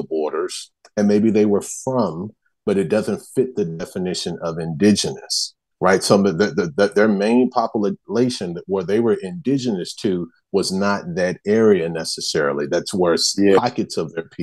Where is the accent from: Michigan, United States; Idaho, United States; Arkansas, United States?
Arkansas, United States; now in Texas, United States; So I'm from Arkansas. I'm next door to Texas. I live in Texas now.